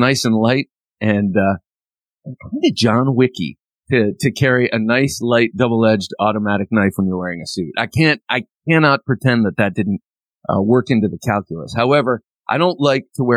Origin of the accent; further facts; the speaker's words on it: Ohio, United States; I grew up in Ohio, and that's how we said it.